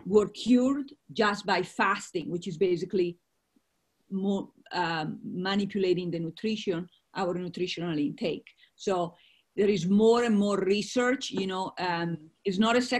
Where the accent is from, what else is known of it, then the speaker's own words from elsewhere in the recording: Italy; moved away; I come from Italy, as you most of you know. And I actually come from a dairy farm that makes a lot of the Parmesan cheese. You've all had Parmesan cheese. It comes from my region where I was born. So I grew up on a lot of milk.